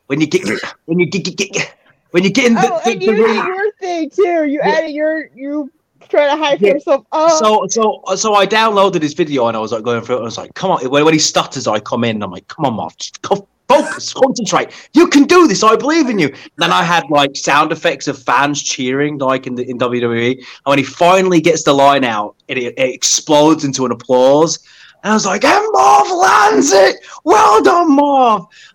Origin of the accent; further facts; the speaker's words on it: United Kingdom; I'm British